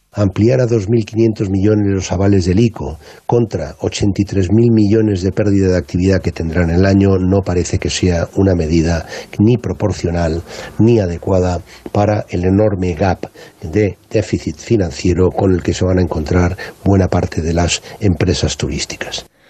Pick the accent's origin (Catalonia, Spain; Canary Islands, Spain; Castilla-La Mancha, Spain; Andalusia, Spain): Andalusia, Spain; uno como andaluz